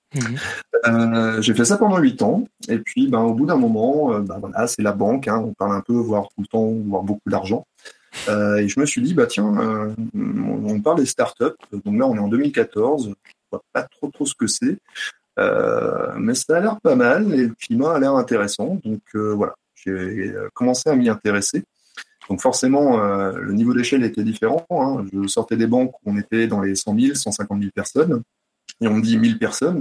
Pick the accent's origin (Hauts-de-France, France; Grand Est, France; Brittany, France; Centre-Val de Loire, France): Brittany, France; je suis breton